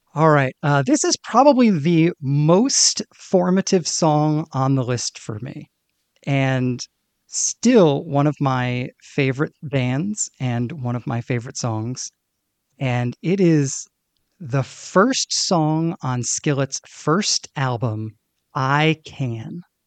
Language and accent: English; Northeast, United States; I grew up in the Northeast